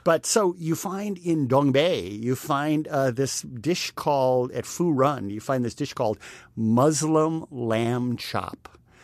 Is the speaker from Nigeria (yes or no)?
no; Texas, United States; now in New York City, United States; a Texan, sometime Texan